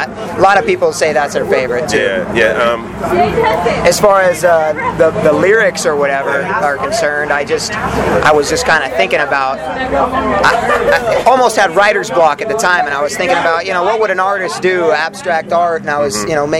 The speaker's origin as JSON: {"language": "English", "area": "Inland Empire", "region": "California", "country": "United States", "tie": "born or raised there", "also_born_or_lived": "Huntington Beach, California", "said": "Actually, we were born out in Orange County, Huntington Beach, and then we moved out to the Inland Empire as kids."}